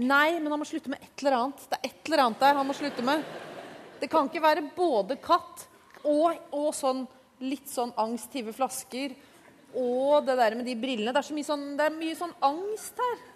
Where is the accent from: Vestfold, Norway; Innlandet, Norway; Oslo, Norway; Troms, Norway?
Oslo, Norway; jeg er jo fra Oslo vest.